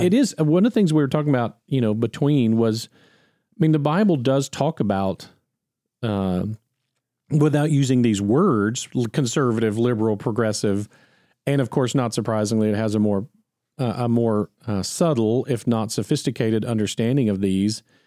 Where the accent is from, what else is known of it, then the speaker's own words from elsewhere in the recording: United States; I'm an American